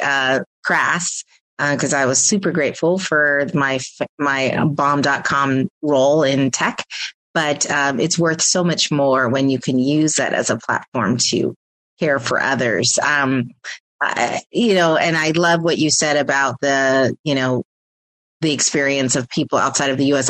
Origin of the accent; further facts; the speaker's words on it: Pennsylvania, United States; where I am from originally from Pennsylvania as well